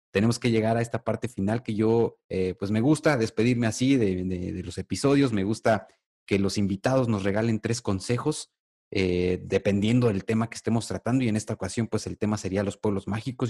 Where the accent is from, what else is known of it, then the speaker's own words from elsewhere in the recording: Mexico; en nuestro país, en México